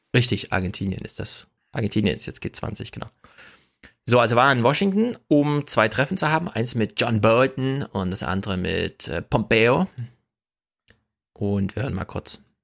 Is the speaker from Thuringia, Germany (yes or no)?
yes; Jena, Thuringia, Germany; Ich komme aus der Stadt, in Jena